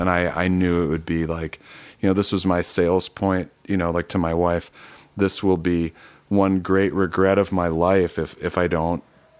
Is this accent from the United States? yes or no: yes; Grand Rapids, Michigan, United States; now in California, United States; I was from Grand Rapids.